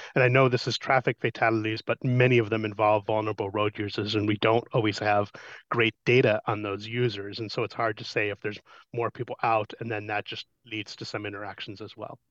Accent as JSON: {"language": "English", "region": "Colorado", "country": "United States", "tie": "born or raised there", "said": "in my hometown in Colorado"}